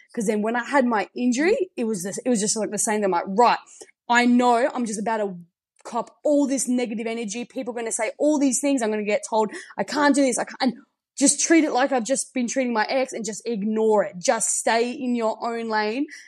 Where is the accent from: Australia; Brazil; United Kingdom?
Australia; the Riverland, South Australia; also born or lived in Adelaide; grew up um, in the Riverland and moved to Adelaide